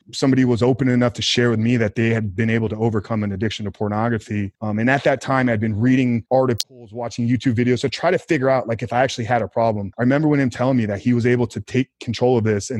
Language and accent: English; Tampa, Florida, United States; born and raised in Tampa, Florida